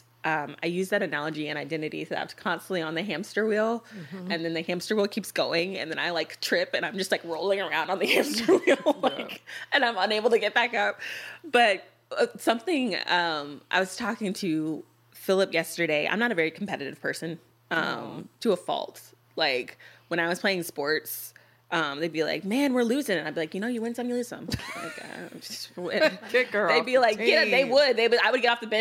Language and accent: English; United States; three American women